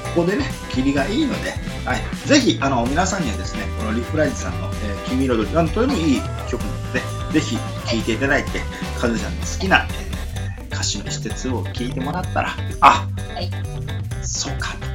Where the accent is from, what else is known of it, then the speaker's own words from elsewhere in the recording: Miyazaki, Japan; 僕も宮崎県なんですけども宮崎県出身の